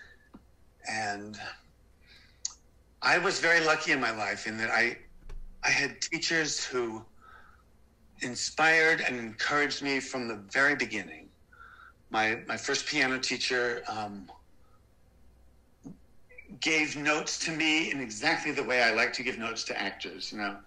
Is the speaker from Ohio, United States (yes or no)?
yes; Cincinnati, Ohio, United States; moved away; I was born in Cincinnati, Ohio, and my parents were teachers